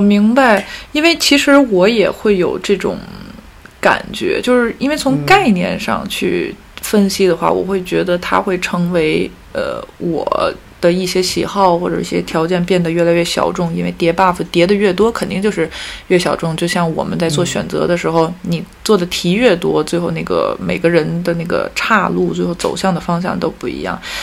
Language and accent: Chinese; China; now in Paris, France; 我是中国人 我生活在欧洲，然后我讲法语，他还不是英语，然后我从事艺术行业，然后作为一个中国人，我又是少数民族